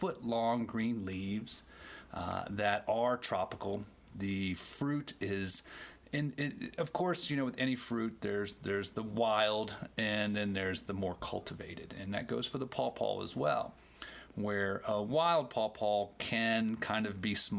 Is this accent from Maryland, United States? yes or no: yes; Maryland, United States; also born or lived in the tropics; I'm from Maryland in the mid-Atlantic, and it grows wild everywhere there